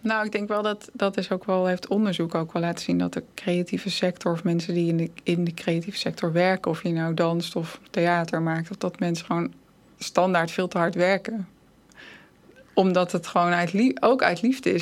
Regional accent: Netherlands; En ik dan als Nederlandse

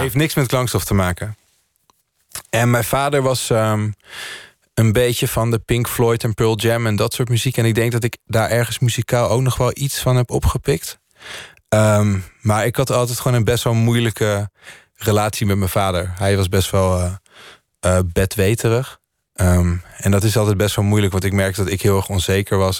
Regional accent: Landelsbygda, near Lillehammer, Innlandet, Norway; now in Netherlands; het dorpje waar ik opgroeide was... daar wonen volgens mij 50 of 60 mensen

